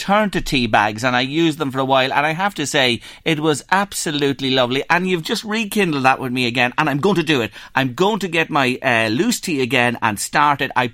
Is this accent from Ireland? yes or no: yes; Ireland; our perspective as Irish people, we've always emigrated